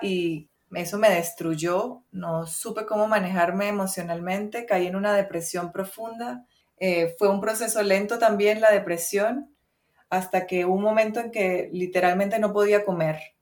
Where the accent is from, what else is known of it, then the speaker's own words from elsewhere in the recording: Venezuela; yo soy venezolana, ¿verdad? Crecí en Venezuela